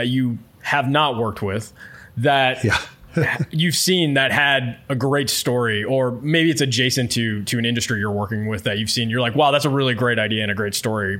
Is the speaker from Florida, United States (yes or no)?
yes; Florida, United States; I grew up in Florida on the Space Coast, so very familiar with all the space programs throughout the 80s and 90s, and even when they sort of cut it in the 2000s.